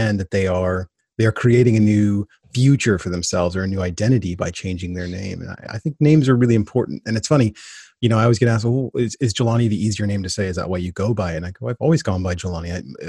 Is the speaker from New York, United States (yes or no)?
no; Portland, Oregon, United States; which then proceeds to have everyone ask me, where are you from? {S1} I say, right. {S0} Portland, Oregon.